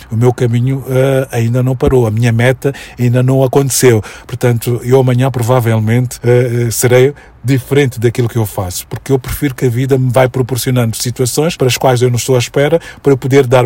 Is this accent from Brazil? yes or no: no; Mozambique; moved away; Porque eu, quando saí de Moçambique, eh, as pessoas que saíram na minha época, que fomos muitos, eh, nós sentíamos que o espaço Moçambique, ou espaço Maputo